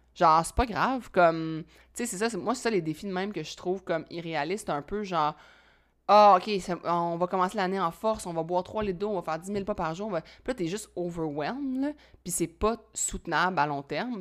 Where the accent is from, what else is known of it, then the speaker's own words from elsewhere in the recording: Quebec, Canada; je suis québécois